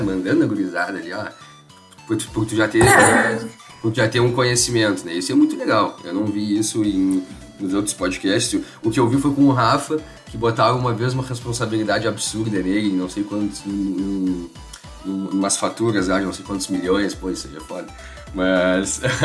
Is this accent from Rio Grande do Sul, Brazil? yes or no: yes; Pelotas, Rio Grande do Sul, Brazil; eu sempre morei com a minha família, também sou de Pelotas